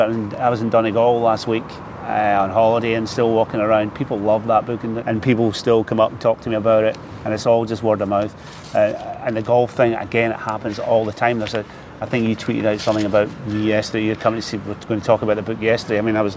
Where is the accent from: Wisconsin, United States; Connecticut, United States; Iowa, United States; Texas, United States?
Iowa, United States; Des Moines; I decided, but again, I come from Des Moines. Somebody had to.